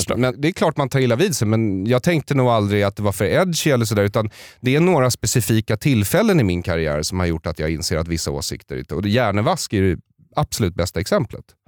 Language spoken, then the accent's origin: Swedish; Solna, Stockholm County, Sweden; jag växte upp i Bergshamra utanför Stockholm